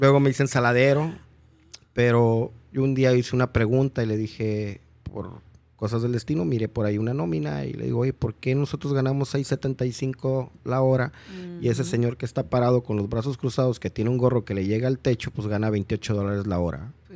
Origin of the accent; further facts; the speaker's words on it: Mexico; moved away as an adult; also born or lived in United States; nosotros somos los mexicanos